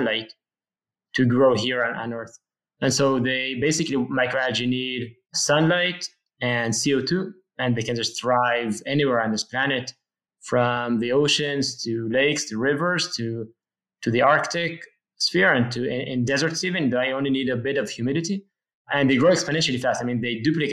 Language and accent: English; Jerusalem, Jerusalem District, Israel; I was born in Jerusalem, Israel, and actually I live now in a small town just outside of Jerusalem.